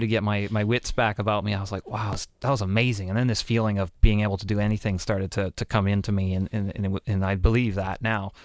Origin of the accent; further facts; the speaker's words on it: Canada; even being a Canadian